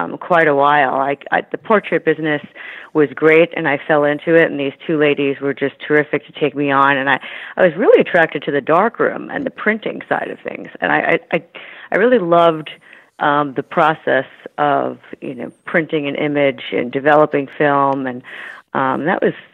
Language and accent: English; New York City, New York, United States; moved away as an adult; now in San Francisco, United States; So I grew up in New York City, closer to where you are, New York City and Chelsea. Then later my family moved to Queens